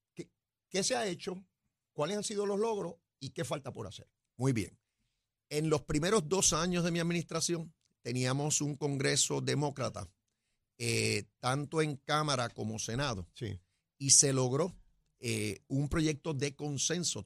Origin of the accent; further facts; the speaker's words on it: Puerto Rico; somos puertorriqueños primero